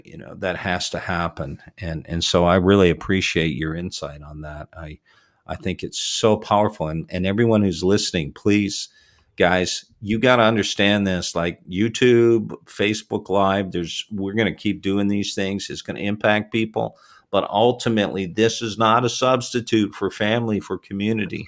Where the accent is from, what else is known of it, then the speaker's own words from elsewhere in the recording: Toronto, Ontario, Canada; moved away; I'm originally from Canada. Was born in Toronto and raised in the Toronto area